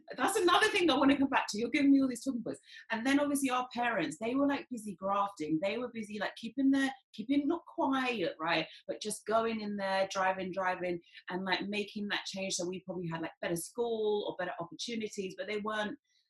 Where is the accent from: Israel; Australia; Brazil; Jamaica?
Jamaica; And we know, because we're Jamaican